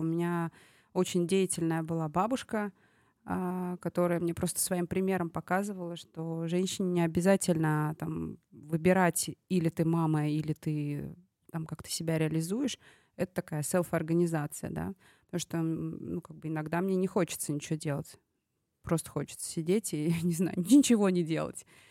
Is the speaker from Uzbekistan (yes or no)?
yes; Tashkent, Uzbekistan; moved away; этот проект в моем родном городе. Я здесь выросла